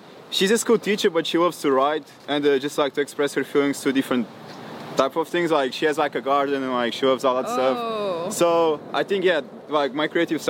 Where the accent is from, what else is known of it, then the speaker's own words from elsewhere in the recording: Caldas da Rainha, Centro, Portugal; English is a second language; moved away as an adult; now in United States; Okay, so I'm like 1 hour like north side of Lisbon. I'm like from a really small town called Caldas da Rainha.